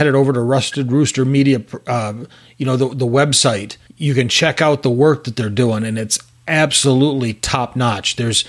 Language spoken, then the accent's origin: English; Michigan, United States; now in Texas, United States